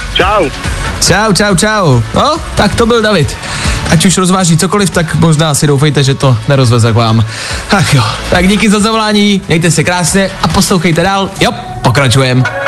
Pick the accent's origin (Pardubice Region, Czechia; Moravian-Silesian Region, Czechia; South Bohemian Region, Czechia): Pardubice Region, Czechia; Pardubice; Od Pardubic pocházím